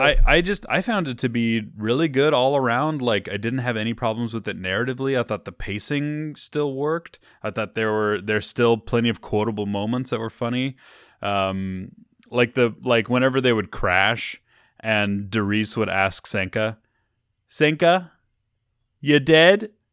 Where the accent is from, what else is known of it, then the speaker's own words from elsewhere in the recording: Missouri, United States; now in California, United States; when I was growing up in Missouri.